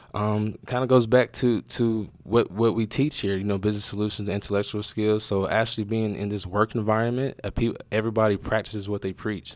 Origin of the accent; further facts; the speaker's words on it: North Carolina, United States; also born or lived in Wilson, North Carolina / Charlotte, North Carolina / Creston, Iowa; now in Iowa, United States; I'm from North Carolina. I was born in a small town called Wilson, North Carolina. Then I moved to a little bit bigger city, Charlotte, North Carolina